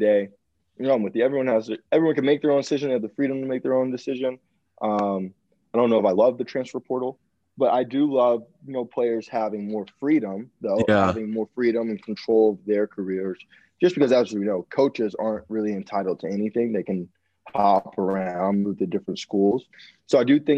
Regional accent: Georgia, United States; I'm from Georgia. You know, half of my high school went to Georgia

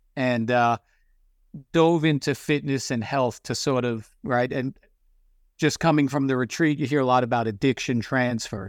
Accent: Long Island, New York, United States; moved away as an adult; also born or lived in Los Angeles, California / California, Pennsylvania; I grew up on Long Island. At twenty-two, I moved to L

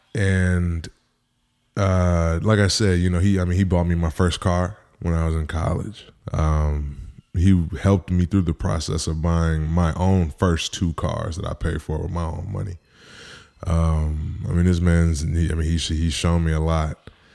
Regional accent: Midwest, United States; growing up in the Midwest, I'm not saying we grew up the same, but we grew up similar

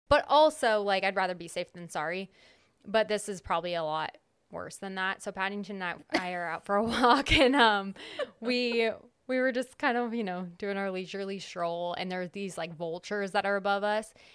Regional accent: California, United States; moved away; I'm from California

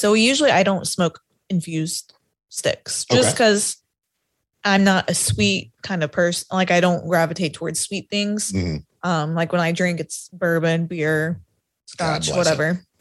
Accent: Winston-Salem, North Carolina, United States; now in Greensboro, United States; I'm from Winston

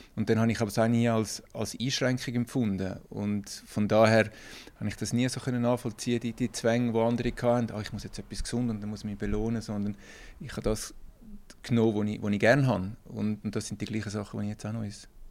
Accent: Kloten, Zurich, Switzerland; ich bin in, in Kloten groß geworden

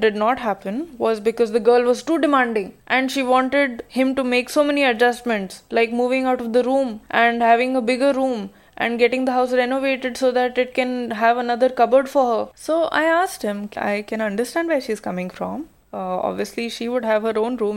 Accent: India; now in Delhi, India; Being an Indian woman and navigating through the Indian culture and society as a working woman

